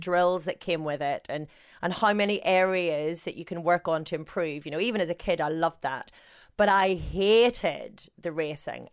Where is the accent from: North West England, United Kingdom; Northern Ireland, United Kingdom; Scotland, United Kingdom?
Northern Ireland, United Kingdom; accent: Northern Irish; I've got my Northern Irish accent